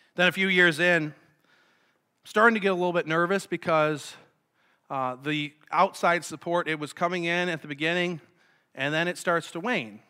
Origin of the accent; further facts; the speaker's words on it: Sanborn, New York, United States; I grew up in Sanborn, so I'm familiar with the area